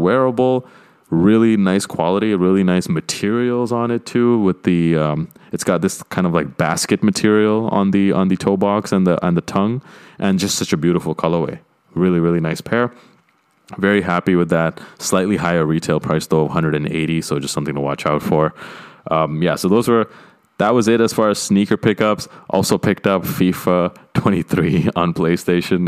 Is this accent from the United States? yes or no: no; Canada; my home country of Canada